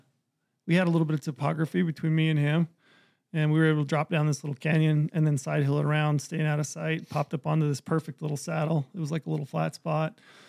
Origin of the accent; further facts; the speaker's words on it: Piute County, Utah, United States; I'm from Paiute County.